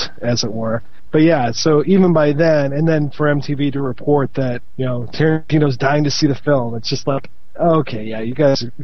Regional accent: Midwest, United States; I'm a Midwesterner

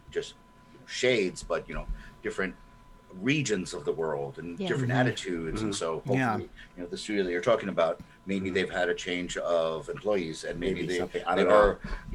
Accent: United States; as an American

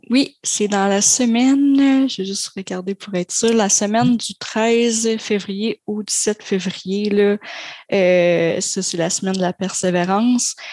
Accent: Grande-Vallée, Quebec, Canada; je suis originaire de Grande-Vallée

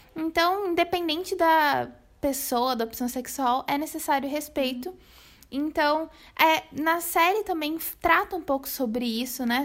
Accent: Brazil; pra gente brasileiro

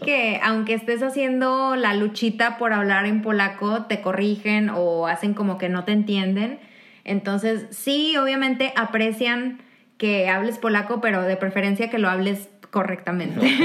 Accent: Mexico; moved away as an adult; now in Kraków, Poland; una mexicana viviendo en Polonia

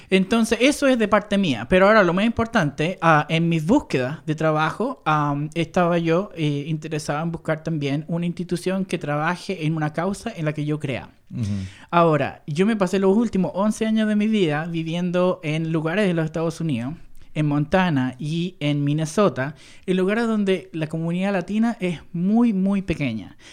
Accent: Chile; moved away; el hombre chileno de Entre Hermanos, ese soy yo

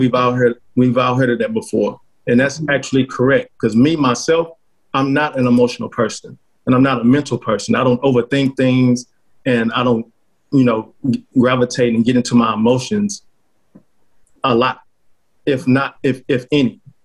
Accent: Fort Worth, Texas, United States; I'm from the DFW area, Fort Worth, Texas, to be exact

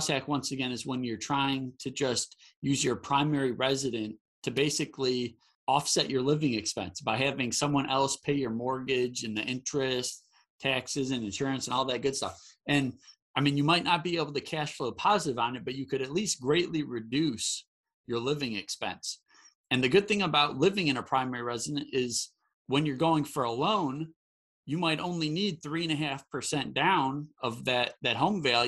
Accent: Michigan, United States; now in Charlotte, United States; where I grew up in Michigan. I live in North Carolina

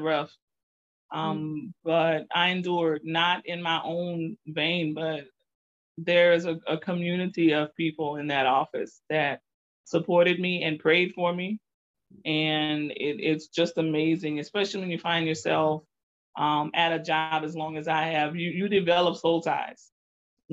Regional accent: Lafayette, Louisiana, United States; also born or lived in Scott, Louisiana; Native of Lafayette, Louisiana, born and raised in the Alexander Heights edition, which is part of Truman

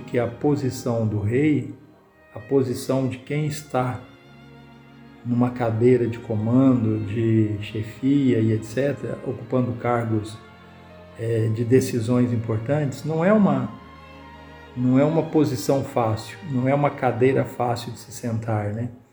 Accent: Minas Gerais, Brazil; nós mineiro

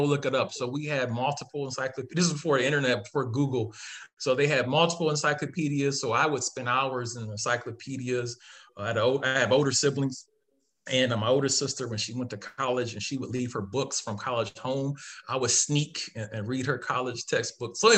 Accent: Akron, Ohio, United States; as a person growing up in Ohio, very humble beginnings from Akron, Ohio, growing up in Ohio

